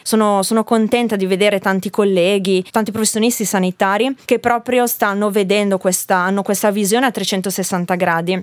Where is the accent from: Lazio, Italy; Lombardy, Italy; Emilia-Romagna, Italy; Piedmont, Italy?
Lombardy, Italy; Bergamo; moved away as an adult; also born or lived in Liguria; io nasco in Lombardia, a Bergamo, e sono fiera delle mie origini